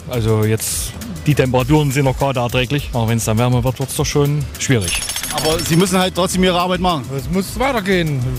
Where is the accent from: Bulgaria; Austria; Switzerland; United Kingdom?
Bulgaria; now in Germany; Ich bin als Südländer, da geht das. Das heißt, wo kommen Sie her? Aus Bulgarien. Und da kann man Sonne vertragen?